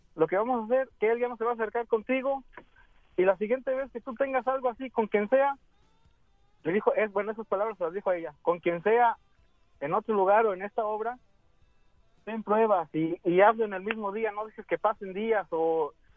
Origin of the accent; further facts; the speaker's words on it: Aguascalientes, Mexico; now in Dallas, United States; Estoy aquí en Dallas, pero yo soy de Aguascalientes, México